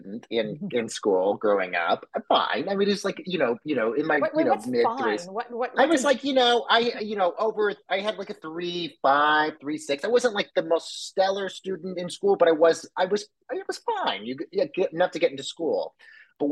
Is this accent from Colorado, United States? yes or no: yes; Colorado, United States; growing up in Colorado with a family that has no connections to the entertainment industry